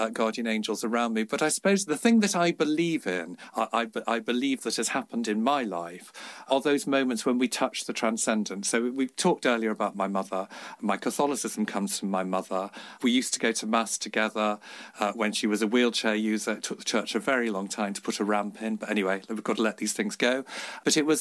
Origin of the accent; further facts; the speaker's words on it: Liverpool, North West England, United Kingdom; I grew up in Liverpool.